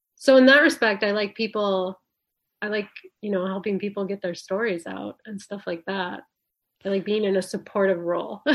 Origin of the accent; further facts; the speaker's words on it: Lake Nebagamon, Wisconsin, United States; moved away; I grew up in northwestern Wisconsin.